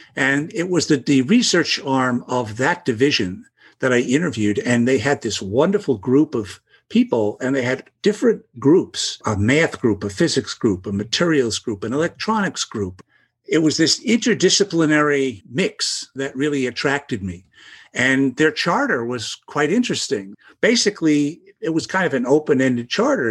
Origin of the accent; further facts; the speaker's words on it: New York City, New York, United States; I grew up in the Brooklyn, the Bay Ridge section of Brooklyn